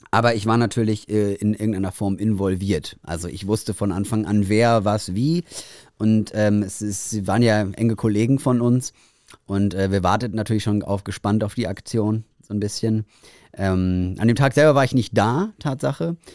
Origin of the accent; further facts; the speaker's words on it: Bavaria, Germany; Ich bin aus Bayern.